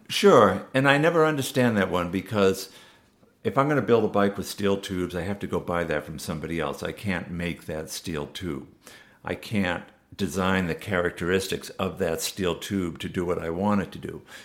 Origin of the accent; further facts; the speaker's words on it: Massachusetts, United States; I grew up in Massachusetts